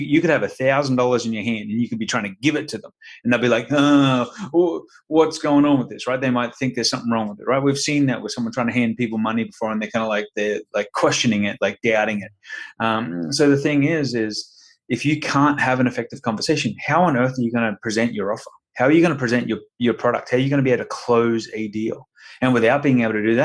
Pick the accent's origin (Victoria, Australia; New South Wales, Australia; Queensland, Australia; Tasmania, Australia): Queensland, Australia; Brisbane; moved away as an adult; now in Sarasota, United States; Originally from Brisbane, Queensland. So down under.